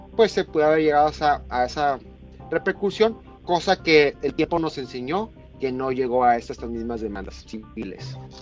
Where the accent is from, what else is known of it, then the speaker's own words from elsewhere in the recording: Mexico; como mexicano